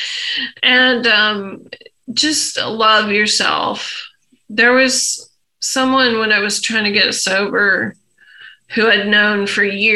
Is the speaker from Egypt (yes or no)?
yes; Egypt; moved away; when I was a young kid growing up in Egypt